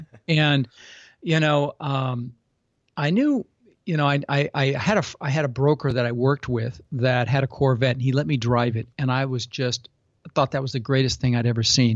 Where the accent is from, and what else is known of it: Denver, Colorado, United States; born or raised there; also born or lived in Netherlands